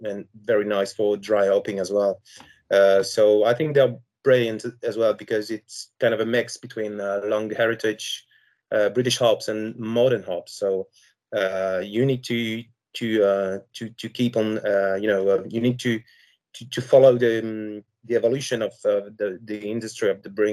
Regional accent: Brittany, France; I'm from France, Brittany, so west part of France

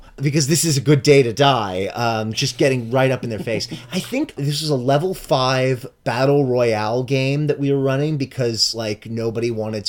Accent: Miami, Florida, United States; I'm from Miami

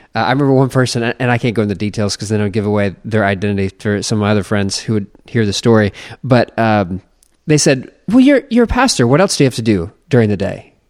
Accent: United States; I'm just an American

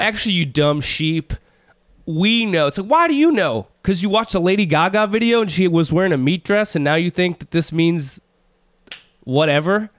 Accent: Minneapolis, Minnesota, United States; I'm from Minneapolis

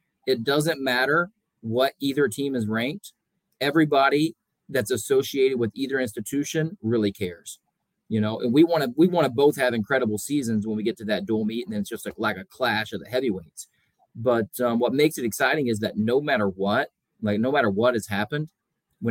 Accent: Soddy-Daisy, Tennessee, United States; moved away as an adult; also born or lived in Oklahoma; I grew up in Tennessee, graduated from Soddy Daisy High School

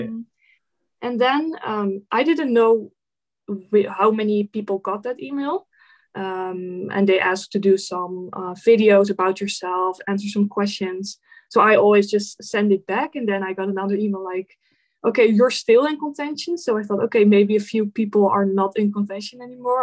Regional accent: Netherlands; I'm from the Netherlands.

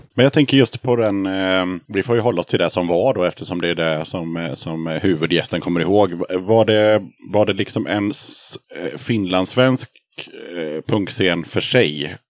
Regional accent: Sweden; moved away; also born or lived in Gothenburg; bott eh, halva livet i Småland och halva livet i Göteborg

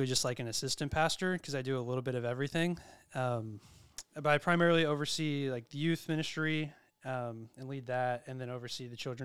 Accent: near San Antonio, Central Texas, United States; moved away as an adult; also born or lived in Pacific Northwest; now in Madison, United States; I was born in Central Texas, near San Antonio is where I grew up

